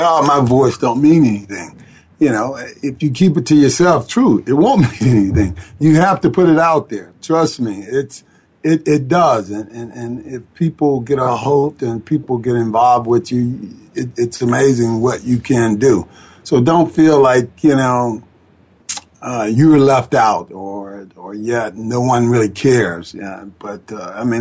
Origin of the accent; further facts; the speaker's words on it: Atlanta, Georgia, United States; I grew up in Atlanta, Georgia, in Eastlake